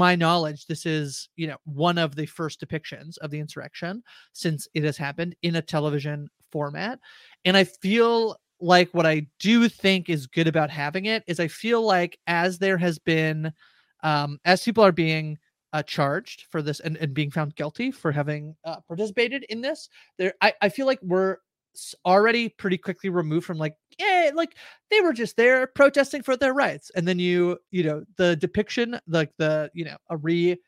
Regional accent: Canada; I'm Canadian

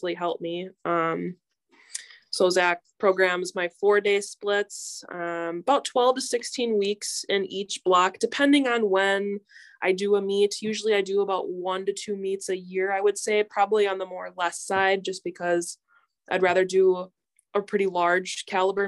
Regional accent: Plymouth, Wisconsin, United States; moved away as an adult; now in Green Bay, United States; I'm originally from Plymouth, Wisconsin

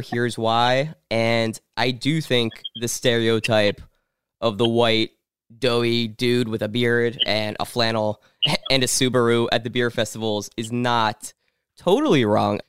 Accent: Pittsburgh, Pennsylvania, United States; moved away; I was born in Pittsburgh. I go there back a lot

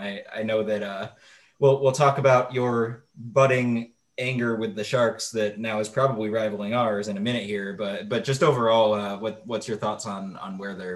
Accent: New England, United States; And I'm from New England, so if I'm not dishing it out, then I'm graciously accepting the amount of trolling that I deserve.

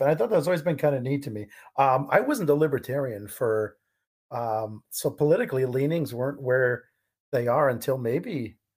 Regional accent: California, United States; Um, I grew up in California.

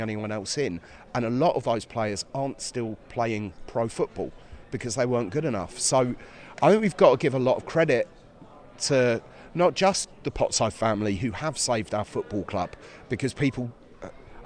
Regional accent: Carpenters Park, East of England, United Kingdom; I grew up in Carpenters Park

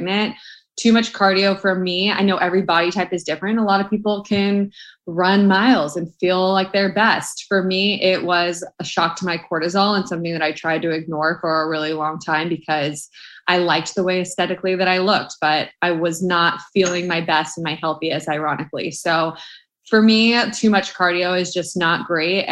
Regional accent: Orange County, California, United States; moved away as an adult; also born or lived in Arizona; I'm born and raised in Orange County, California, but I went to school in Arizona

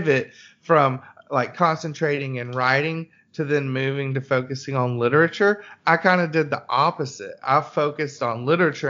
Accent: Birmingham, Alabama, United States; I'm from Birmingham, Alabama

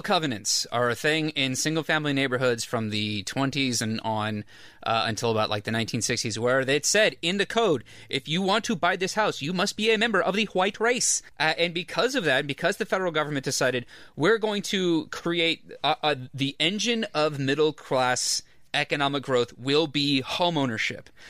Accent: Orange County, California, United States; I am from Orange County

